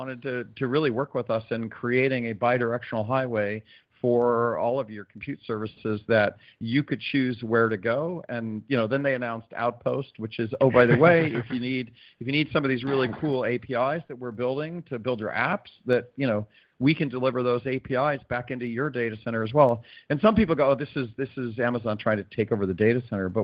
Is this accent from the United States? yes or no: yes; South Florida, United States; I'm from South Florida